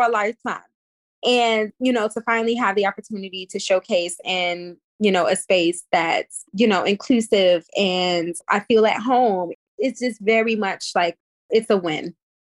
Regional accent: Cleveland, Ohio, United States; now in New York, United States; I'm from Cleveland, Ohio

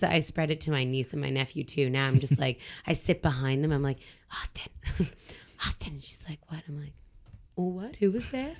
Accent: Southern Ontario, Canada; moved away as an adult; now in Quebec, Canada; I was uh, born and raised in Southern Ontario

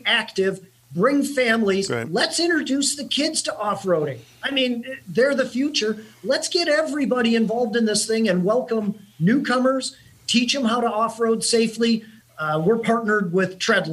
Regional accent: near Detroit, Michigan, United States; My hometown is near Detroit

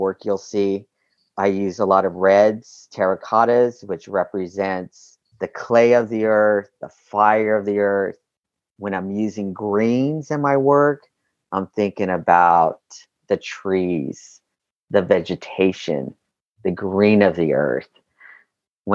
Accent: Southern California, United States; also born or lived in Albuquerque, New Mexico / Los Angeles / Long Beach; I was born in Albuquerque, New Mexico, but I was raised here in Southern California

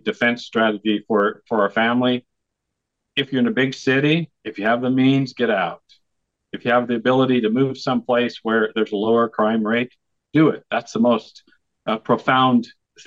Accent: Idaho, United States; moved away; also born or lived in Los Angeles, California; I was born and raised in Idaho, but, you know, I lived around the world. I moved up from Los Angeles about 12 years ago

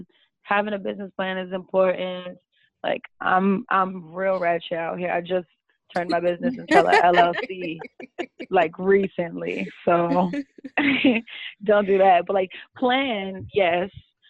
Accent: United States; I don't know, we're Americans, we have been here our whole lives, we're detached from Africa, like, naturally.

